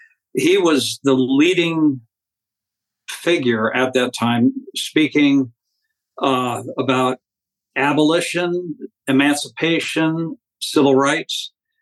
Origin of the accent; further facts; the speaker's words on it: Washington, District of Columbia, United States; moved away as an adult; also born or lived in St. Louis area; I grew up in suburban Washington, D.C., went to college in the Midwest, in the St. Louis area, was a photographer in the Air Force for 4 years during the Vietnam era.